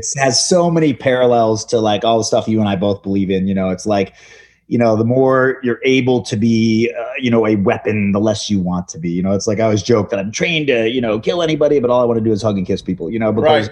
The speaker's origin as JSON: {"language": "English", "town": "Chicago", "region": "Illinois", "country": "United States", "tie": "born or raised there", "moved": "yes", "lives_now": "Los Angeles, United States", "said": "I grew up in Chicago and good old Chicago boy."}